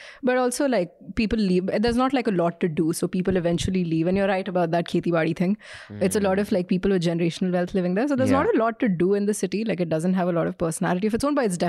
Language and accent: English; Gujarat, India; born there; also born or lived in Rajasthan / Haryana / Chandigarh / Punjab; now in Delhi, India; I was born in Gujarat, then Rajasthan, then Haryana, then Chandigarh. Then I went to college in Punjab. Then I worked in Gujarat and Goa, and then I came back to Delhi.